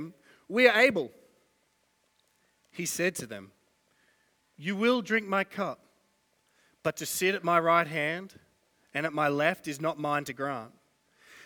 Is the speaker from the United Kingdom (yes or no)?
no; Australia